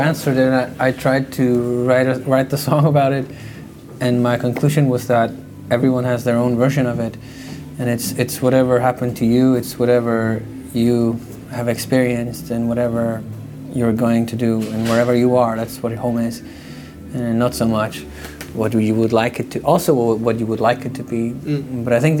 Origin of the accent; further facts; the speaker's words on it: Faroe Islands; moved away as an adult; also born or lived in California / London / New York / Copenhagen; growing up on the Faroe Islands, I knew I was a musician